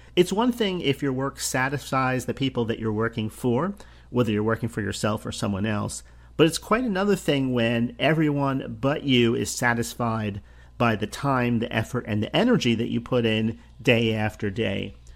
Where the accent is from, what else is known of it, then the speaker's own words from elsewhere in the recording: New Jersey, United States; I grew up in New Jersey, the state of New Jersey